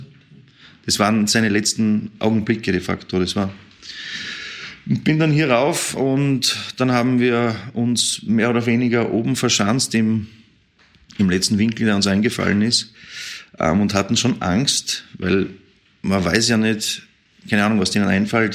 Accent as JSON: {"language": "German", "region": "Vienna", "country": "Austria", "said": "als Wiener ist man diese Situation einfach nicht gewohnt"}